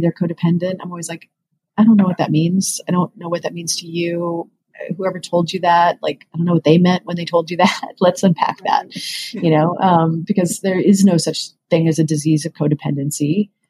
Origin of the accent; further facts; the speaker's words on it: Western Kansas, United States; moved away; I grew up in Western Kansas